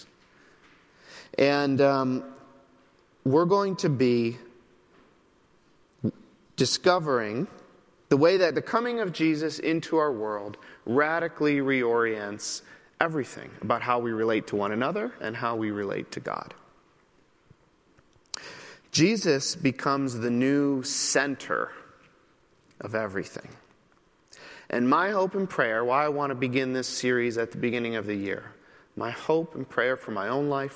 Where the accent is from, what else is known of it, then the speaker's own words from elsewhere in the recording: Midwest, United States; moved away as an adult; also born or lived in New York City; now in Chicago, United States; I am from the Midwest